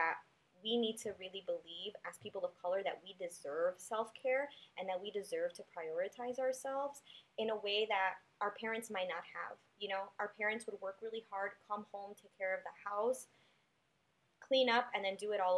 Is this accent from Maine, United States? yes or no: no; Chicago, Illinois, United States; my neighborhood growing up in Humboldt Park